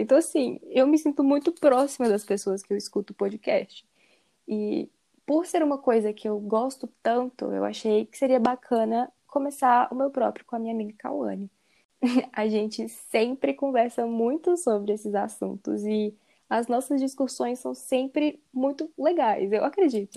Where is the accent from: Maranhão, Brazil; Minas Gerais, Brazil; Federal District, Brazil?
Minas Gerais, Brazil; Belo Horizonte; eu sou de Belo Horizonte, Minas Gerais